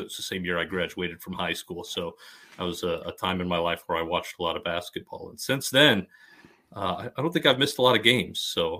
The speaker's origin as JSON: {"language": "English", "town": "Denver", "region": "Colorado", "country": "United States", "tie": "born or raised there", "moved": "yes", "lives_now": "Wahoo, Nebraska, United States"}